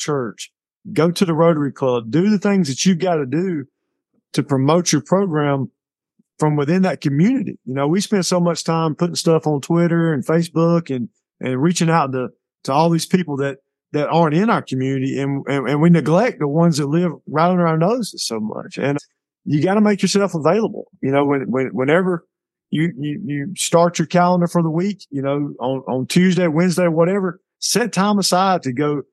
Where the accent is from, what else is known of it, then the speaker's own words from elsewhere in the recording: Bleckley County, Georgia, United States; I'm from here, you know, and it's been very rewarding for me because this is my hometown